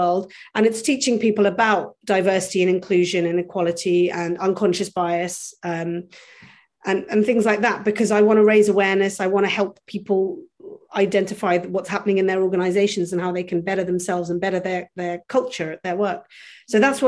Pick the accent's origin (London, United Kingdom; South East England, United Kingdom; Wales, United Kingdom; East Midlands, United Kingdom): London, United Kingdom; I grew up in London, which is considered one of the lands of opportunity